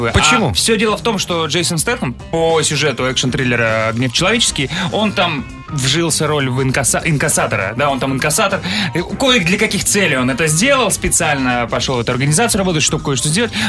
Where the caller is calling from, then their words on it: Stavropol, Stavropol Krai, Russia; А, город Ставрополь.